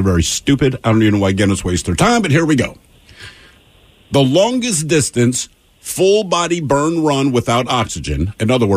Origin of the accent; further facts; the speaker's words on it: Maryland, United States; we're from Maryland